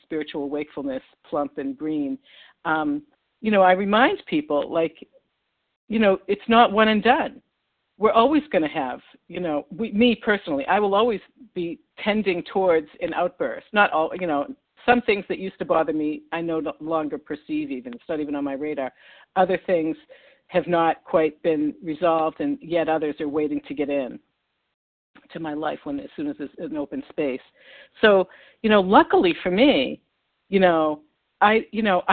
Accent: Newton, Massachusetts, United States; accent: Boston; recovered in West Newton, Massachusetts, right next to Boston, which would explain my accent.

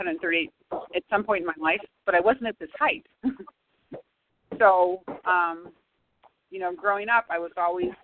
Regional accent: St. Louis, Missouri, United States; I'm from St. Louis.

